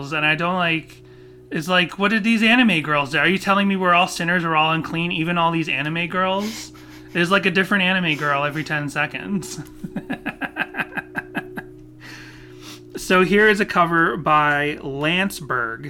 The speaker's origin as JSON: {"language": "English", "region": "Massachusetts", "country": "United States", "tie": "born or raised there", "said": "I grew up in Massachusetts with conservative parents"}